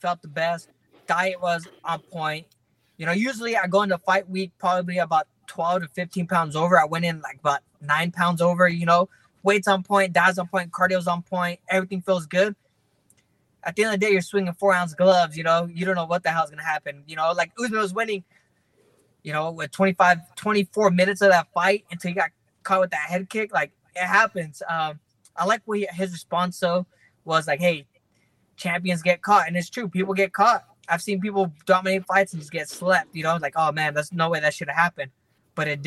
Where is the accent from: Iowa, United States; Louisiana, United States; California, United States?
California, United States; Fresno; born or raised there